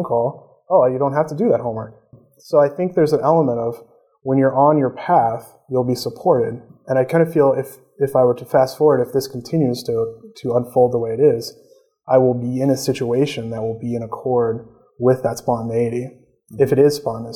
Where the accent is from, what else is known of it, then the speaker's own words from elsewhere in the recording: Peoria, Illinois, United States; moved away as an adult; now in Fairfield, Iowa, United States; I'm originally from Illinois.